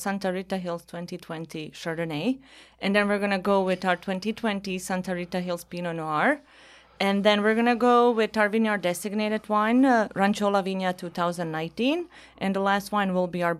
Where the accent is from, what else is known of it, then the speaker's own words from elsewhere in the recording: Sarajevo, Federation of Bosnia and Herzegovina, Bosnia & Herzegovina; English is a second language; moved away as an adult; now in California, United States; But the war started when I was 6 years old. Mm. And I'm from Sarajevo.